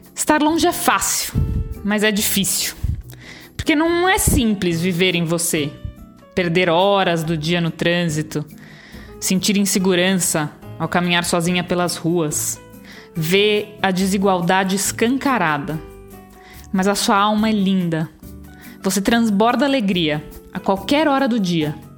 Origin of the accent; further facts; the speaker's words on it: São Paulo, Brazil; moved away as an adult; also born or lived in Lisbon, Portugal; now in Portugal; minha cidade natal, São Paulo